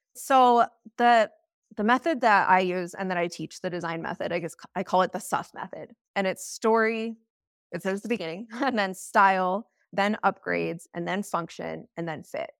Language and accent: English; Steamboat Springs, Colorado, United States; I'm from Steamboat Springs, Colorado